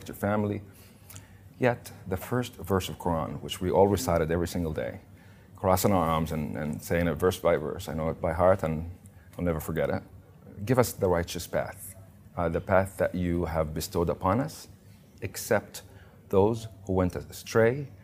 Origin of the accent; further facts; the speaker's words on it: Kuwait; moved away; also born or lived in Canada / Israel; I was born and raised in Kuwait to a secular Muslim.